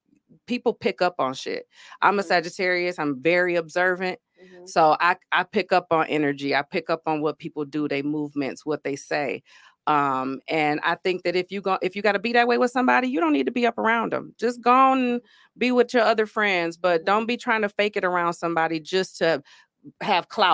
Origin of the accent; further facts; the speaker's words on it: Grand Rapids, Michigan, United States; also born or lived in Georgia; I am from Grand Rapids, Michigan, born and raised. Only other place I lived in was Georgia